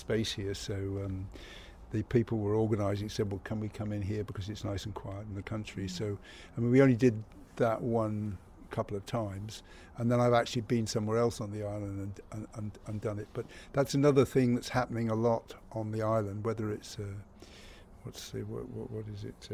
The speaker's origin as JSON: {"language": "English", "area": "Cornwall", "region": "South West England", "country": "United Kingdom", "moved": "yes", "lives_now": "Ibiza, Spain", "said": "I come from Cornwall"}